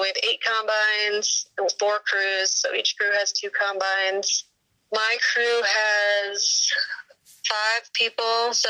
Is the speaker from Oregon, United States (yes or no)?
no; Holdrege, Nebraska, United States; I am from Holdrege, Nebraska.